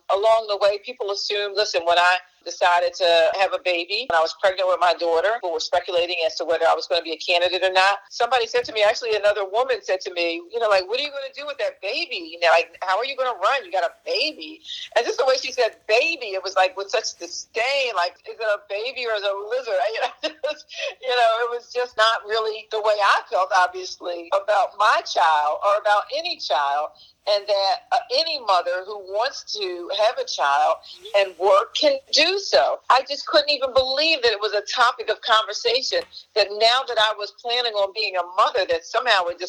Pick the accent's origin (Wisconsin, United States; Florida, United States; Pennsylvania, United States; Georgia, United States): Pennsylvania, United States; Philadelphia; I grew up in North Philadelphia.